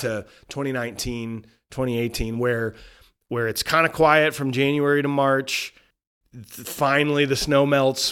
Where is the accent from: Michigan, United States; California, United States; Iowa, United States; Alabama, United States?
Iowa, United States; Cedar Rapids; This is my hometown